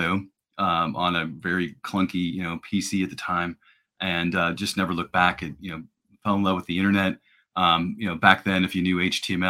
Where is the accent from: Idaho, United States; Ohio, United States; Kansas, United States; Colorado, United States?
Ohio, United States; Cincinnati; also born or lived in Iowa; I'm in Cincinnati